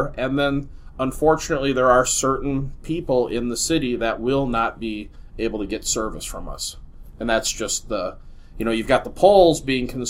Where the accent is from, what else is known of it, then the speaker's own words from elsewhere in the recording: Minneapolis, Minnesota, United States; I grew up in Minneapolis.